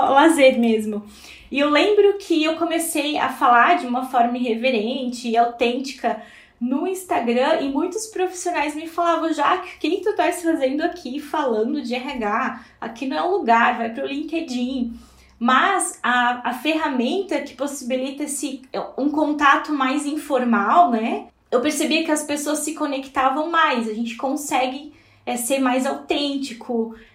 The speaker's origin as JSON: {"language": "Portuguese", "town": "Blumenau", "region": "Santa Catarina", "country": "Brazil", "said": "eu sou natural aqui de Blumenau."}